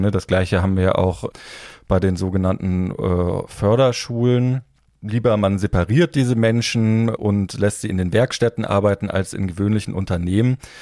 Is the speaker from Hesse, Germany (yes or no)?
yes; area around Kassel, Hesse, Germany; ich komme äh, aus dem Umland von Kassel